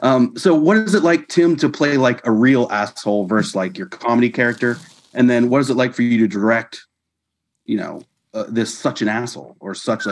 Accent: Cumberland, Maryland, United States; now in Woodland Hills, United States; I was born in Cumberland, Maryland

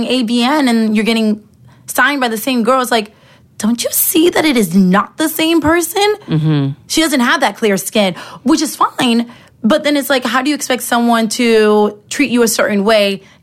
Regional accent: Barcelona, Catalonia, Spain; English is a second language; moved away; also born or lived in Madrid / Ohio / Miami; born in Barcelona, born and raised

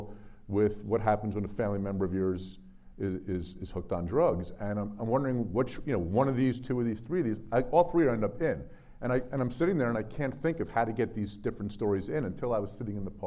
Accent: New Jersey, United States; my home state of New Jersey

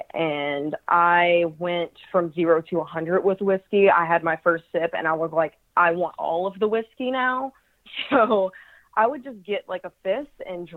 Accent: Louisiana, United States; also born or lived in Minnesota; I am from Louisiana

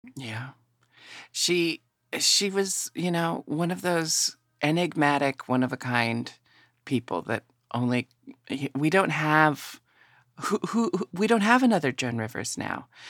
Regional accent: Portland, Oregon, United States; I grew up in Portland, Oregon, and had a family that was very, um, accepting.

